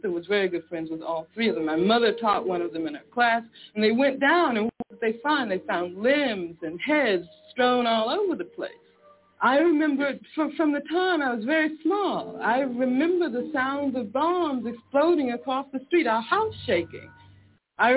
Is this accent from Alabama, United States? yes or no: yes; Birmingham, Alabama, United States; I grew up in Birmingham, Alabama